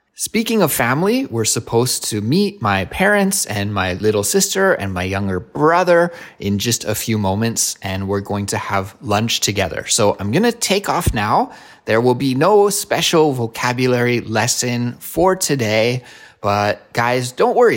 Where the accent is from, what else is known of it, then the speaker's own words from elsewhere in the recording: Kelowna, British Columbia, Canada; moved away as an adult; now in Korea; Kelowna, which is my hometown